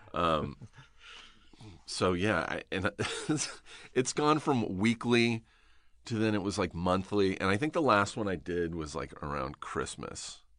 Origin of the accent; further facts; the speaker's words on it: Riverside, California, United States; I grew up in Riverside